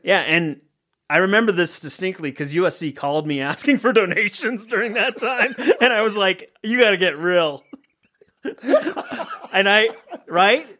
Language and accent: English; Littleton, Colorado, United States; moved away; also born or lived in Salt Lake City, Utah; I'm from Colorado. I grew up in Littleton, Colorado, uh, which is a suburb of Denver